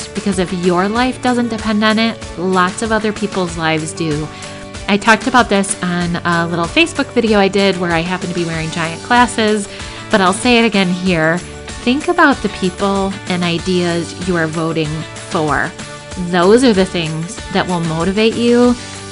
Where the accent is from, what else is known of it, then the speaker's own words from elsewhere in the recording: Grand Rapids, Michigan, United States; where I grew up in Grand Rapids.